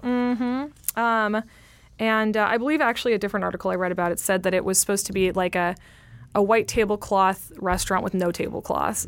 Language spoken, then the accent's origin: English; California, United States; I'm from California